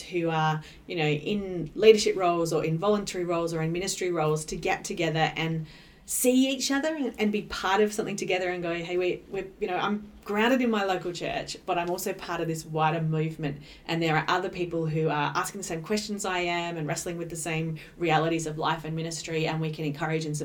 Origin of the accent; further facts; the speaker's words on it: New South Wales, Australia; moved away as an adult; now in Adelaide, Australia; I grew up in New South Wales and I came to Adelaide to go to university